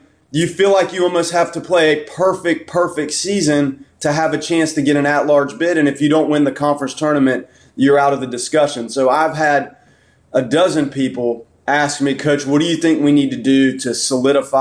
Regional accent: Tallahassee, Florida, United States; moved away as an adult; also born or lived in Macon; I lived in Tallahassee for basically my whole life

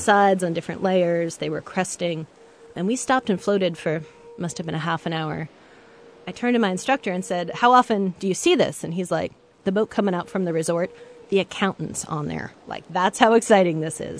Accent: Samish Island, Washington, United States; now in Seattle, United States; I grew up on Samish Island, north of Seattle

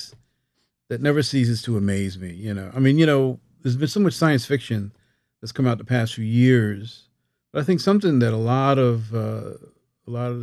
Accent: Newark, New Jersey, United States; moved away; also born or lived in Roselle, New Jersey; growing up, it was Newark

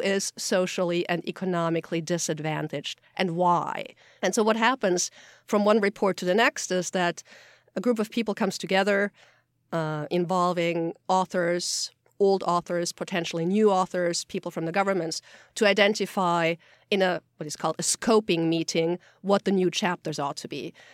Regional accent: Austria; moved away; I'm from Austria originally

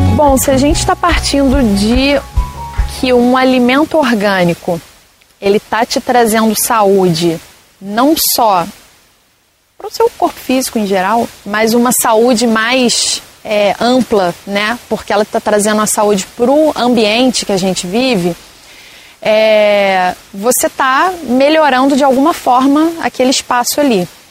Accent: Brazil; moved away as an adult; me vi voltando para cá. Para onde eu nasci, para onde estava minha família

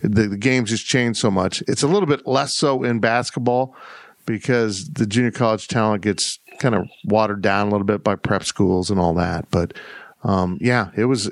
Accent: Kansas, United States; also born or lived in South Florida; Tropical Christmas feels normal to me, even though I grew up in Kansas

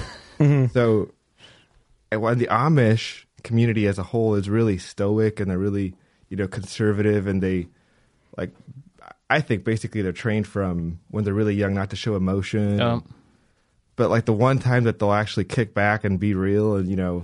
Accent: El Salvador; moved away as an adult; also born or lived in Thailand; now in Ohio, United States; I grew up in El Salvador, Central America. Lived there for 25 years

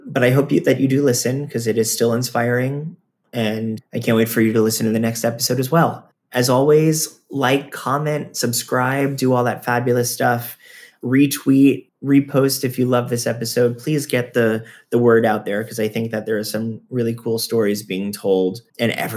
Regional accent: Florida, United States; I'm from Florida. I actually grew up going to Lion Country Safari

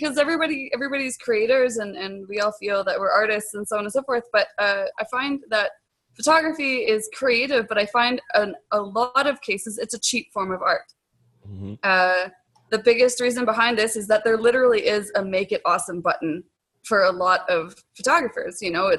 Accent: Canada; I'm a Canadian photographer, digital artist, and loud mouth on the internet. It's cold up here.

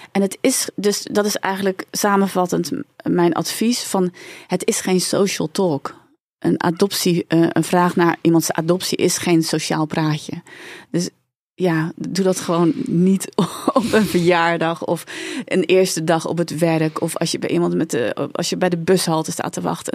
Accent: Hendrik-Ido-Ambacht, South Holland, Netherlands; also born or lived in South Korea; waar kom je vandaan? Dan zeg ik nou uit Hendrikje de Ambacht. Is de tweede vraag waar kom je echt vandaan? Uit Zuid-Korea.

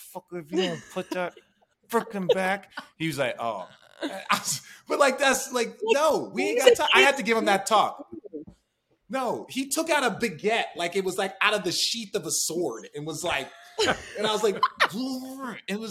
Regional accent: Phoenix, Arizona, United States; moved away; I'm from Phoenix originally, all my family

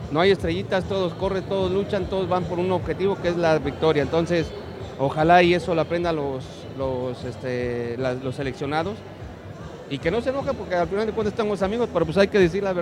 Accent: Mexico; Como mexicano siempre voy a desear que les vaya bien.

